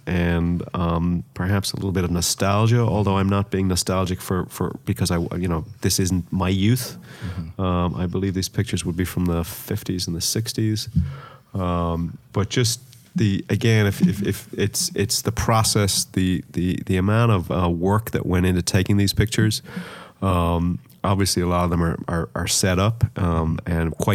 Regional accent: Dublin, Leinster, Ireland; I grew up in Dublin

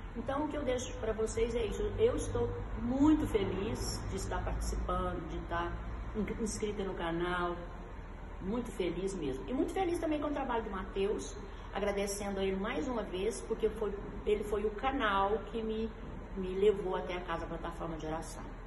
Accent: Uberaba, Minas Gerais, Brazil; sou de Uberaba, da terra do Chico Xavier, aqui no Triângulo Mineiro

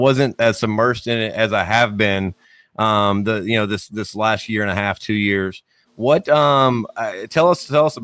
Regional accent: South Alabama, United States; I'm from South Alabama

